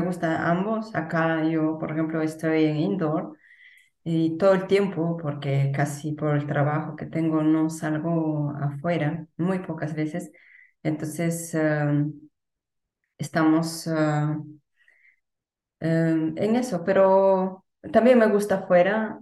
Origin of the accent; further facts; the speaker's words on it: Peru; el lugar donde nací y pasé los primeros mm, años de mi vida